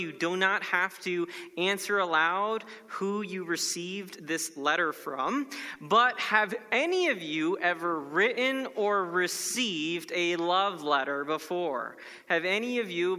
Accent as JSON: {"language": "English", "region": "Florida", "country": "United States", "said": "my home state of Florida"}